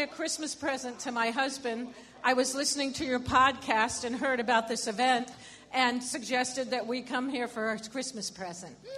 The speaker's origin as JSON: {"language": "English", "region": "Connecticut", "country": "United States", "said": "I'm here with my husband Mike, and we're from the People's Republic of Connecticut"}